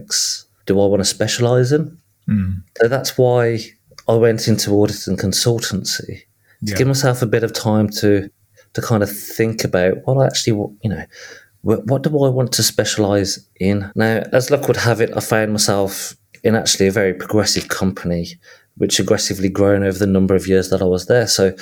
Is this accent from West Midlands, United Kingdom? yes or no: yes; Birmingham, West Midlands, United Kingdom; accent: Midlands; I was born and raised and grew up in south of Birmingham